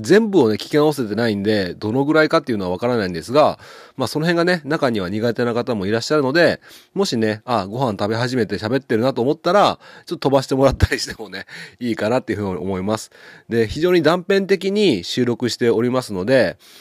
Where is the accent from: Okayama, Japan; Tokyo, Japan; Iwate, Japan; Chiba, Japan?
Okayama, Japan; Ushimado; 僕の地元牛窓